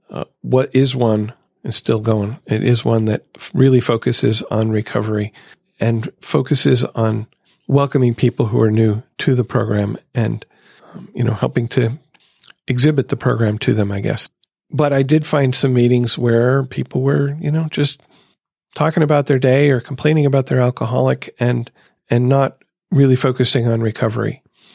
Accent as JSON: {"language": "English", "town": "Grand Rapids", "region": "Michigan", "country": "United States", "said": "from Grand Rapids, Michigan."}